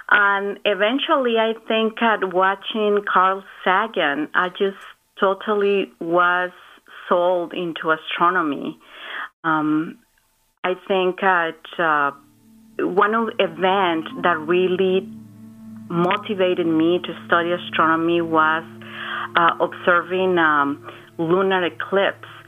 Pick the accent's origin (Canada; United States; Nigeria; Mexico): Mexico; Guadalajara, Jalisco; moved away; I grew up in Mexico, in Guadalajara